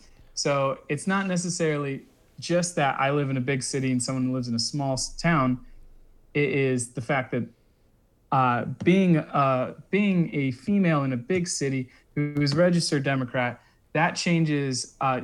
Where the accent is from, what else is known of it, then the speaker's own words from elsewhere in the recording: Kansas, United States; moved away; also born or lived in Chicago; So I come from Kansas, and when I got to Chicago